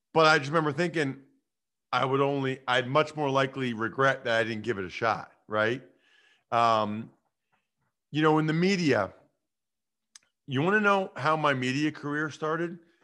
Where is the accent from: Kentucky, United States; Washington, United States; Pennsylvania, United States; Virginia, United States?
Pennsylvania, United States; Reading; now in Harrisburg, United States; I'm originally from Reading, which is kind of a narrow west of Philly